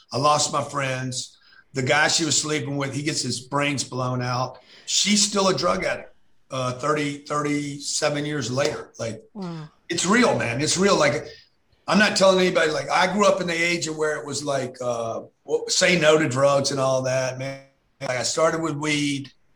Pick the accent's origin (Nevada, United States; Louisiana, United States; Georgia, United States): Louisiana, United States; Lake Charles; I grew up in Lake Charles when I was 10 years old.